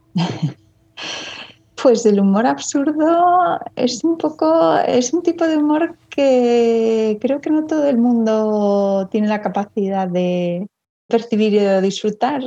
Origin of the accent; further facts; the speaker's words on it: Madrid, Community of Madrid, Spain; also born or lived in Ireland / England / Washington DC; estoy en Madrid y nací en Madrid